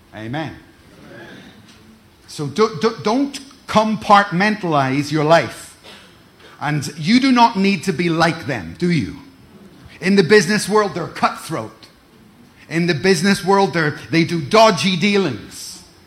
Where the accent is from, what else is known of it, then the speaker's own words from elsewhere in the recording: Ireland; also born or lived in Cardiff; now in Glasgow, United Kingdom; I'm, I'm from Ireland. I'm from Ireland. So many years ago, I was displaced. I was moved. I moved into Cardiff. I moved up to Glasgow